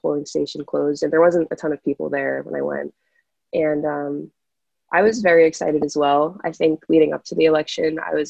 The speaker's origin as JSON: {"language": "English", "town": "Taunton", "region": "Massachusetts", "country": "United States", "said": "I'm from Taunton, Massachusetts."}